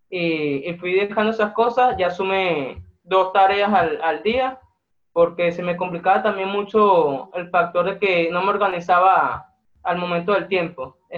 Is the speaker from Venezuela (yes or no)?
yes; Venezuela; soy de Venezuela, tengo 22 años